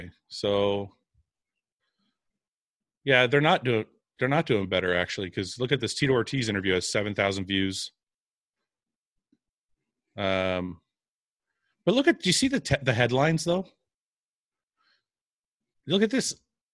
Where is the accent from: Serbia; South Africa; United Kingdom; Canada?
Canada; I was from Canada